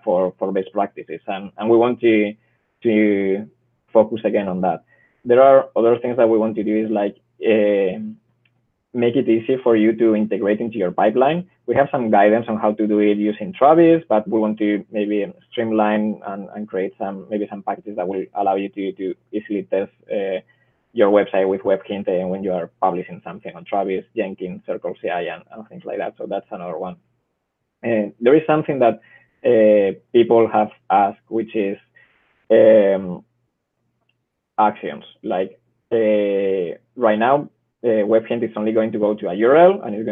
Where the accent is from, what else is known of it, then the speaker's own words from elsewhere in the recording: Spain; English is a second language; I'm from Spain